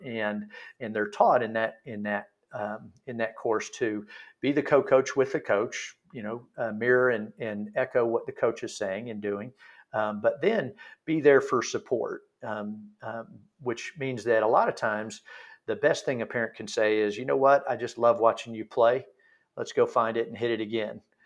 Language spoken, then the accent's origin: English; Texas, United States; now in Pinehurst, United States; I'm from Texas originally